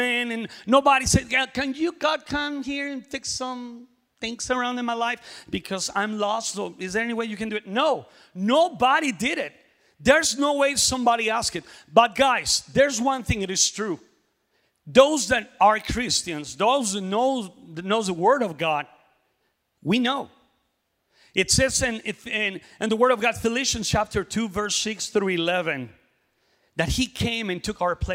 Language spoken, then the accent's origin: English; Mexico; now in Oklahoma City, United States; I am from Mexico